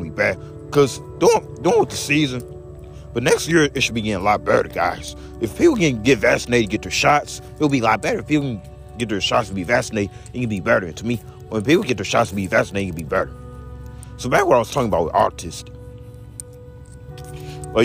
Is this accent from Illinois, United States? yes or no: yes; Belleville, Illinois, United States; also born or lived in St. Louis, Missouri; I'm from St. Clair County. So, I was born in Belleville